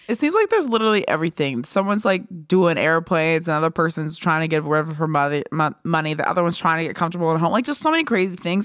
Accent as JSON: {"language": "English", "region": "Pennsylvania", "country": "United States", "said": "I'm from Pennsylvania"}